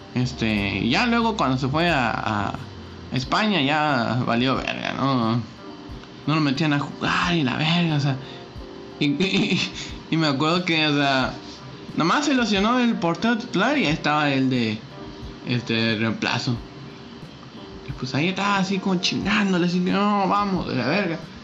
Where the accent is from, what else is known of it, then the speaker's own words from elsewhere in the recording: Reynosa, Tamaulipas, Mexico; era una academia de Tigres aquí en Reynosa.